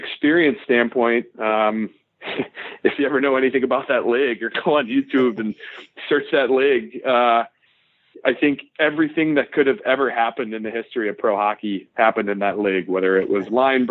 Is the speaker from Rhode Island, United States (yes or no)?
no; Frederick, Maryland, United States; I grew up in Frederick, Maryland, which is about 40 minutes north of Washington, D.C.